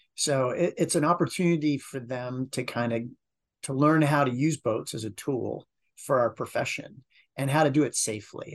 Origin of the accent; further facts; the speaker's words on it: Martha's Vineyard, Massachusetts, United States; now in Long Beach, United States; most of my, uh, on-water experience came from growing up on Martha's Vineyard. So, I was an island kid